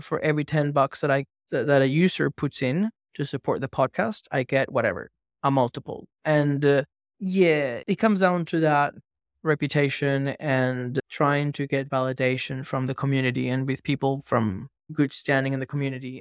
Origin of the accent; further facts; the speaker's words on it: Venezuela; moved away; growing up in Venezuela